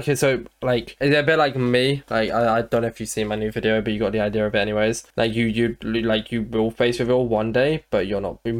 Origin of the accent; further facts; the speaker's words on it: London, United Kingdom; I was born somewhere in London.